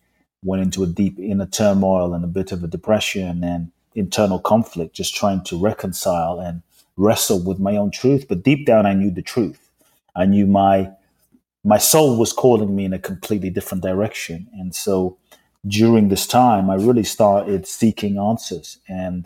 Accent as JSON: {"language": "English", "region": "London", "country": "United Kingdom", "tie": "born or raised there", "also_born_or_lived": "Ghana", "moved": "as an adult", "lives_now": "United States", "said": "I grew up in London. Lived in the US for 20 plus years now."}